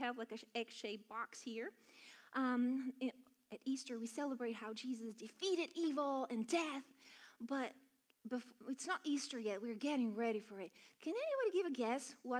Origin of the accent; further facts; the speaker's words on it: Bulgaria; now in United States; I'm from Bulgaria